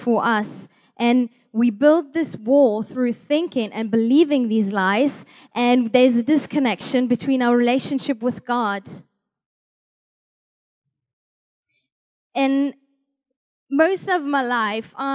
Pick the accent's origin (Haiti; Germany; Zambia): Germany; I'm from Germany